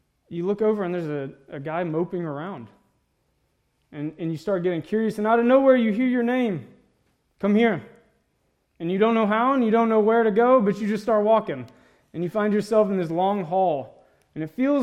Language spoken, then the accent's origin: English; Mississippi, United States; moved away; I grew up in Mississippi. That's why I talk and look a little funny.